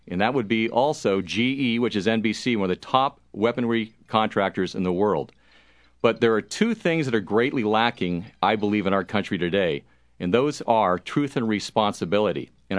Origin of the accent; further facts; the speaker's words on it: United States; Because I'm an American first.